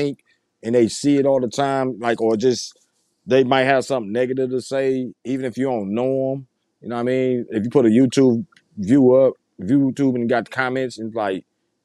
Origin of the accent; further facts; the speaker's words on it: Saginaw, Michigan, United States; I'm from Saginaw